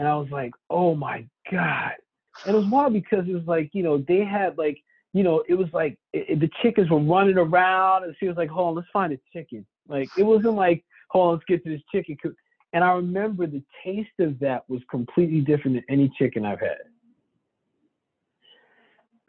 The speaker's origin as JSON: {"language": "English", "country": "United States", "tie": "born or raised there", "said": "my parents are from there. I'm American born. My sister and I are born here."}